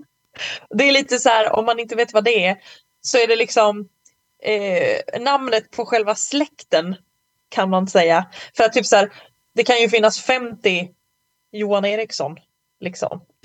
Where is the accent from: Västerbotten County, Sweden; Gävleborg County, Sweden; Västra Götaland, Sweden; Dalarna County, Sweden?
Dalarna County, Sweden; Malung; moved away; så var jag i Malung på, okay. på hälsning. Min, min hemort